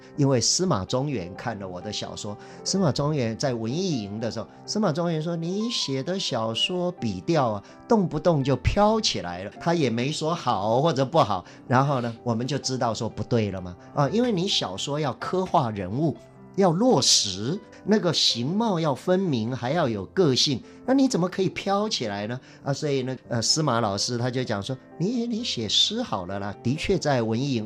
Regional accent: Changhua County, Taiwan; also born or lived in Hualien; 我小时候出生在贫寒的家庭里边哈，困顿的生活在彰化县深港乡西底村

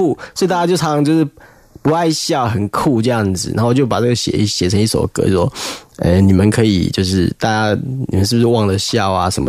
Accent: Kaohsiung, Taiwan; first language Taiwanese Hokkien; Chinese is a second language; moved away as an adult; now in northern Taiwan; 就是因为我是从南部上来的小孩， 高雄， 对对，高雄。

